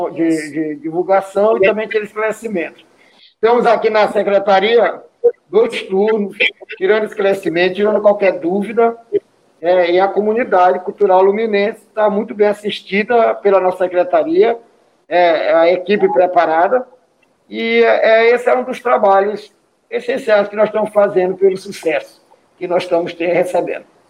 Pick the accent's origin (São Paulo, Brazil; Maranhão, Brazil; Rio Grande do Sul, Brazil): Maranhão, Brazil; Paço do Lumiar; Eu vim da zona rural, sou da comunidade da Pinova